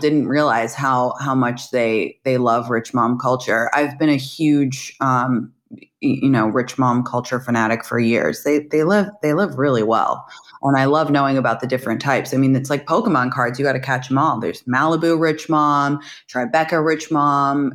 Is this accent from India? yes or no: no; London, United Kingdom; moved away as an adult; also born or lived in San Francisco / New York; now in United States; I am actually from London, England originally. I moved to America to go to college.